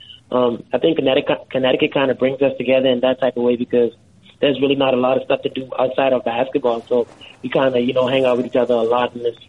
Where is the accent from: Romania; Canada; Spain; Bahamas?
Bahamas; Freeport, Grand Bahama; was born and raised in the Bahamas. Shout out to Freeport, Grand Bahama, to all my people back there in the 242. But, born and raised there.